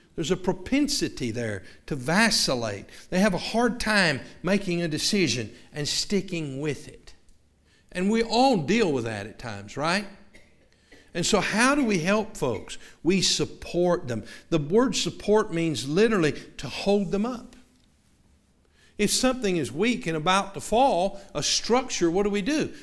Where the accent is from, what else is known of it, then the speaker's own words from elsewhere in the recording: the South, United States; moved away; we're from the South